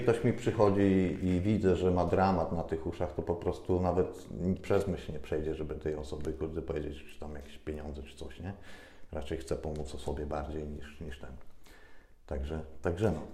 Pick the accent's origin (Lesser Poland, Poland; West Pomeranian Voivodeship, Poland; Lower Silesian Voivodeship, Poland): Lower Silesian Voivodeship, Poland; moved away as an adult; ja pochodzę z małej wsi, z Dolnego Śląska